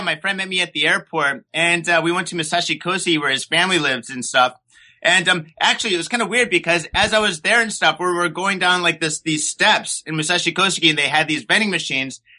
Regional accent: Detroit, Michigan, United States; moved away as an adult; also born or lived in San Francisco, United States; now in Japan; I grew up in Detroit, and from Detroit, I went to school in San Francisco

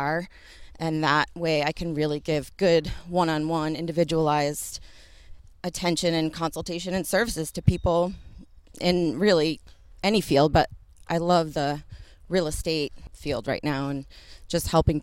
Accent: Sharon, Massachusetts, United States; also born or lived in Westwood, Massachusetts; I grew up in Sharon, so just like a couple towns over

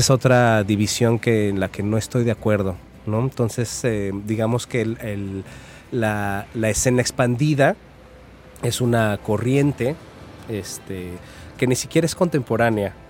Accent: Mexico City, Mexico; moved away as an adult; also born or lived in Coatepec, Veracruz; now in Xalapa, Mexico; yo soy de la Ciudad de México, aunque ya ando este, bastantes años fuera de ella

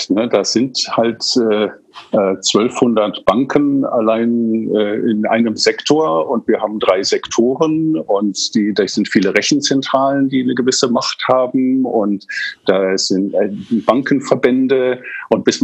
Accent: England, United Kingdom; Also ich bin in England aufgewachsen

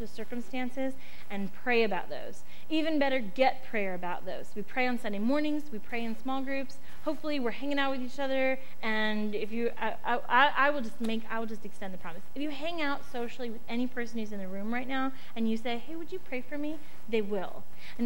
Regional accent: United States; as an American adult

